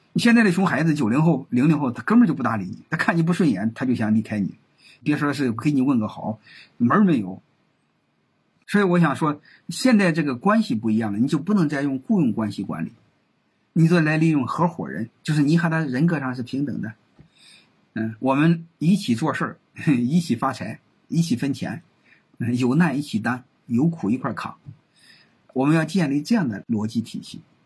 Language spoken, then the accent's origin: Chinese; China; 根据我们中国人的这种人性